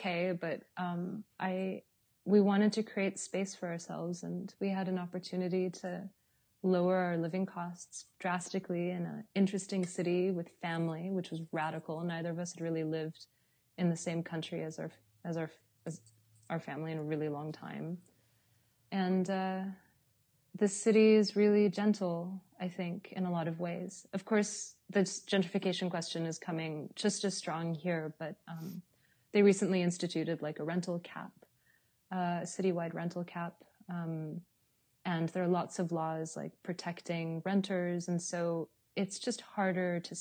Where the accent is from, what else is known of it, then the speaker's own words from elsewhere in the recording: Los Angeles, California, United States; moved away as an adult; now in Berlin, Germany; I was born in Los Angeles.